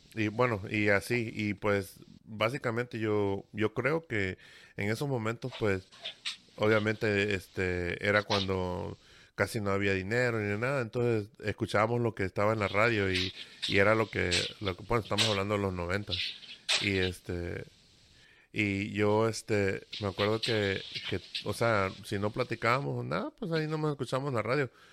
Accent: Veracruz, Mexico; yo soy de la del Golfo de México, ¿no? De Veracruz

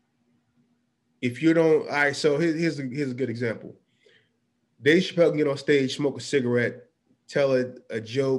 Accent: Hillside, New Jersey, United States; I'm from Hillside. I'm from North Jersey.

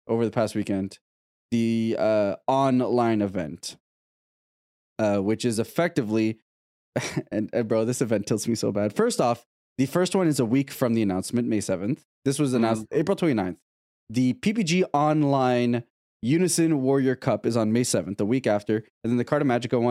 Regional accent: Canada; as a Canadian

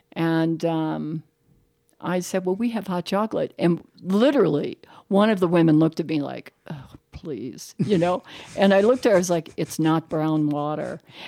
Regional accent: Ireland; You know, I'm Irish, so it's kind of what we do.

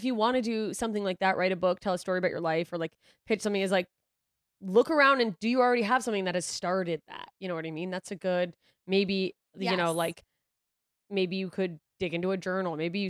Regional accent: Alaska, United States; also born or lived in Germany / Mississippi; No, I moved to Alaska when I was in sixth grade. So before that, I was Mississippi and I was born in Germany.

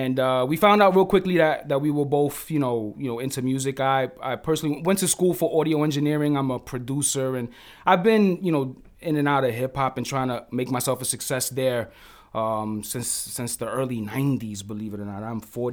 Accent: Bronx, New York, United States; Originally from the Bronx, bro. Yes.

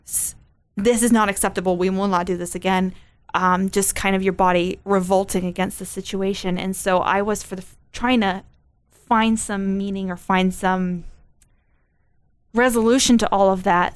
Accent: United States; me as an American

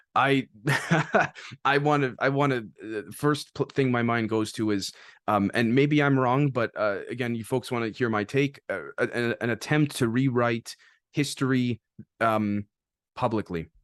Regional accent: Canada; as a Canadian

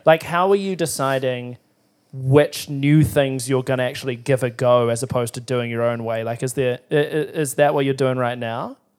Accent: Timaru, Canterbury, New Zealand; moved away; I was from Timaru

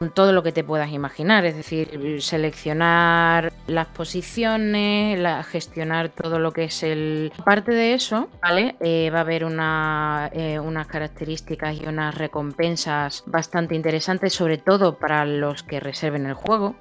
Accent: Seville, Andalusia, Spain; yo vengo de Sevilla y aunque yo siempre he considerado que soy una persona que una sevillana que no es sevillana

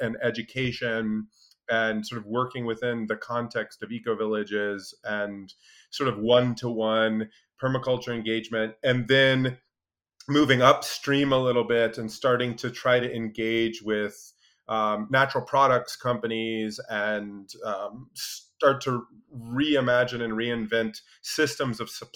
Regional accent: Alaska, United States; I grew up in Alaska, spent a lot of time outdoors

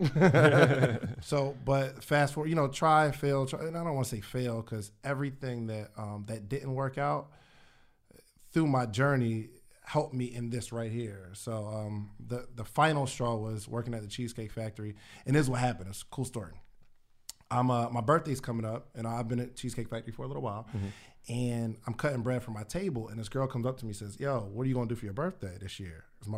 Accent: Willingboro, New Jersey, United States; also born or lived in Alabama; now in Atlanta, United States; I'm from New Jersey originally. Willingboro, New Jersey.

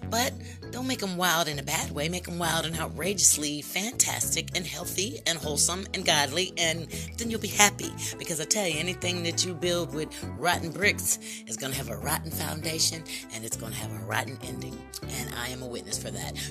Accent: United States; I am a black American

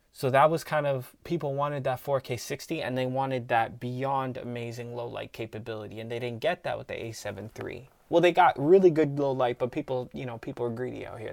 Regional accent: Canada; we're from Canada

